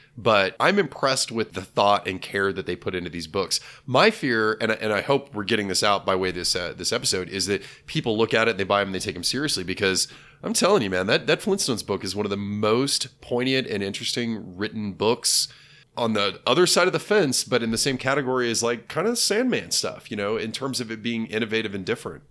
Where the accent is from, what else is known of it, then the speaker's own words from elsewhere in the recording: Junction City, Kansas, United States; Town Crier was a locally franchised bookstore that was in my hometown.